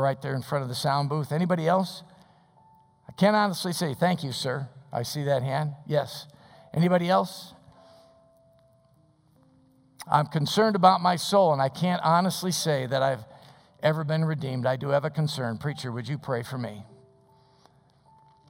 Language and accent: English; Des Plaines, Illinois, United States; I was raised in Des Plaines.